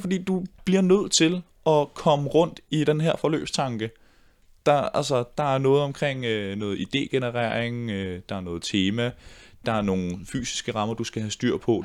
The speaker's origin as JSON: {"language": "Danish", "town": "Ballerup", "region": "Capital Region of Denmark", "country": "Denmark", "tie": "born or raised there", "said": "i Ballerup-gruppe, hvor jeg voksede op"}